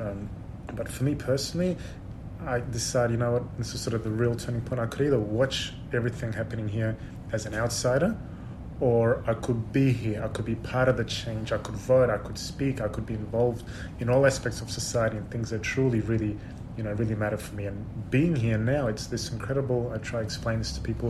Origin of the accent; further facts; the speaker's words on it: Sydney, New South Wales, Australia; moved away as an adult; also born or lived in Odessa, Ukraine; now in Israel; I grew up in Sydney